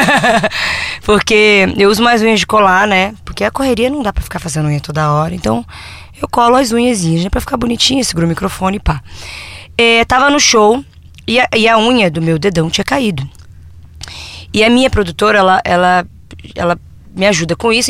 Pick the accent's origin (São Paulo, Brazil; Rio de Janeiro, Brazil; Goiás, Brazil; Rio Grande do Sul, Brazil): Rio de Janeiro, Brazil; Niterói; now in Rio de Janeiro, Brazil; Que é de onde a gente vem, a gente é de Niterói.